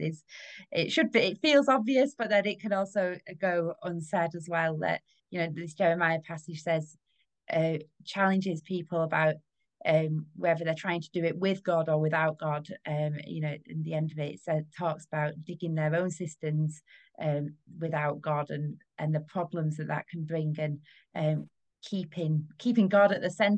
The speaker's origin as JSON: {"language": "English", "country": "United Kingdom", "said": "we as British people"}